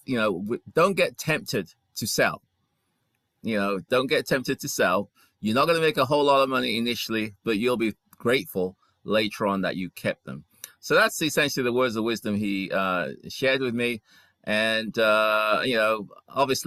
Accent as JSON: {"language": "English", "region": "England", "country": "United Kingdom", "tie": "born or raised there", "also_born_or_lived": "Ghana / London", "moved": "as an adult", "lives_now": "United States", "said": "I was born in Ghana. And when I was 5 years old, my parents moved to England. So I stayed in England until about 37 years ago when I came to the US"}